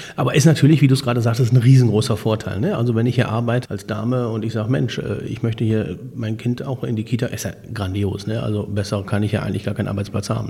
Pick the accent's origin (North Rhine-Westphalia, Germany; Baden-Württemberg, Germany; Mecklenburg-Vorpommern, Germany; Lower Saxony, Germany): North Rhine-Westphalia, Germany; Borken; ich komme ja aus Borken